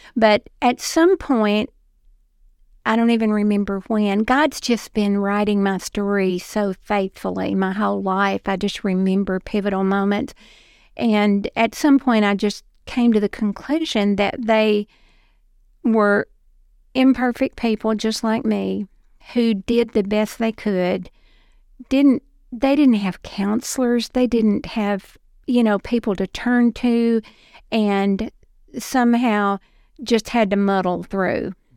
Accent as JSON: {"language": "English", "town": "Dixon", "region": "Tennessee", "country": "United States", "tie": "born or raised there", "also_born_or_lived": "Florida", "said": "I was born and raised in Dixon, right off of Highway forty-eight"}